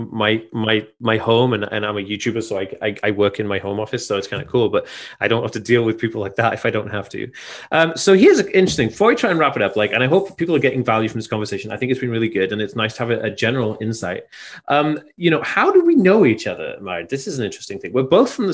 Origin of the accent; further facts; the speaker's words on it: Anglesey, Wales, United Kingdom; I'm from Anglesey.